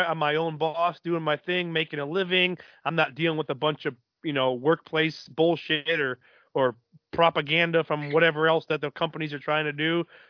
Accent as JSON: {"language": "English", "area": "Indiana", "region": "Midwest", "country": "United States", "moved": "yes", "said": "I'm originally from right there, Illinois, Indiana."}